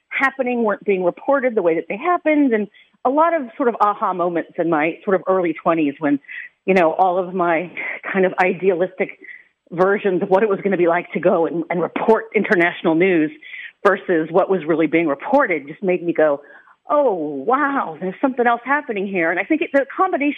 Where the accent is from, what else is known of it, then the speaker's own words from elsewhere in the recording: Los Angeles, California, United States; moved away; also born or lived in Ireland; the part of the San Fernando Valley where I grew up is all Native American burial ground. And it was specifically Chumash and Gabrieleno Indians who were in that territory. And the region where I grew up in Granada Hills